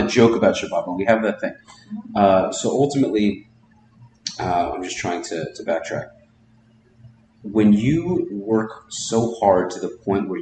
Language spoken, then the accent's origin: English; New York, United States; now in Miami, United States; I'm a New Yorker